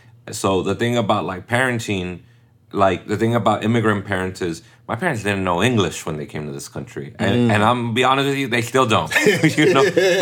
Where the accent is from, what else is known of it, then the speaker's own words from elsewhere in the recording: United States; first language Spanish; English is a second language; No, I was born here.